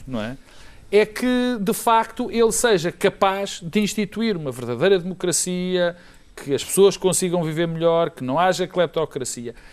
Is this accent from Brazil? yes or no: no; Portugal; como português